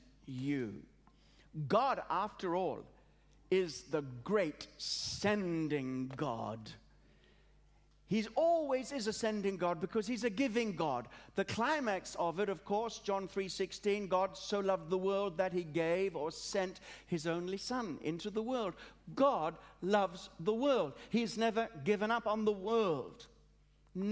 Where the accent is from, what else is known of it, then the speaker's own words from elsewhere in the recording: Australia; also born or lived in Africa; now in England; I was born in Africa, brought up in Australia, have a passion for England